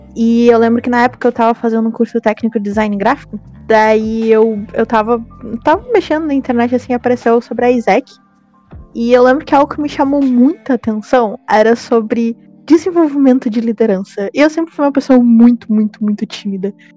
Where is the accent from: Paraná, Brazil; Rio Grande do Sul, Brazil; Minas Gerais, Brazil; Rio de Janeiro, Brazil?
Rio Grande do Sul, Brazil; Porto Alegre; eu sou de Porto Alegre, eu estudo direito na URGS